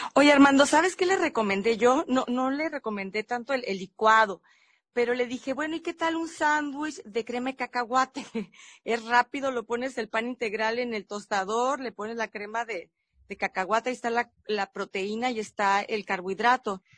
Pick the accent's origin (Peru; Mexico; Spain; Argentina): Mexico; nosotros como mexicanos